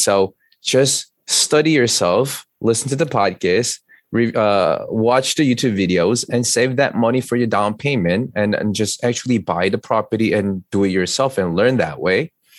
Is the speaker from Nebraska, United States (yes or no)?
no; New York City, New York, United States; As you know, I'm an attorney from New York City.